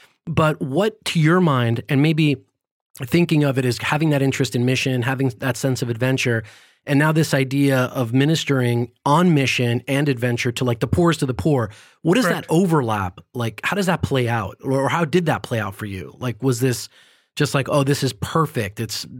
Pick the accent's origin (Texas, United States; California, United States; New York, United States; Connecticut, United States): California, United States; born there; also born or lived in several countries; I mean, I like I mentioned, I was born in California, but I grew up in a number of different countries because my dad had a job that moved us around a lot.